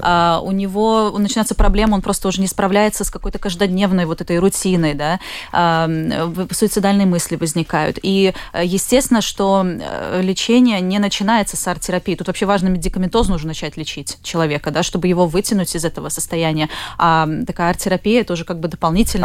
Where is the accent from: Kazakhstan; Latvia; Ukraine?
Latvia; Jelgava; also born or lived in Plymouth; now in Riga, Latvia; я вообще сама из Елгавы, у меня родители в Елгаве тоже живут